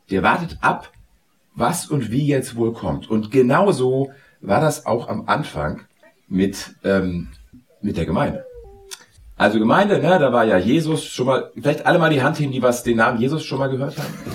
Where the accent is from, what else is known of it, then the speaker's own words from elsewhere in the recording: Hamburg, Germany; Und ich komme aus Hamburg. Und als ich jung war, hat der HSV immer verloren.